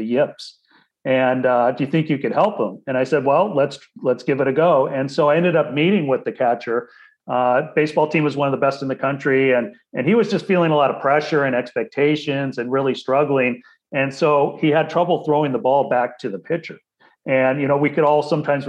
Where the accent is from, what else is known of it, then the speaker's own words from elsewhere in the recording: Portland, Oregon, United States; I grew up in Portland, Oregon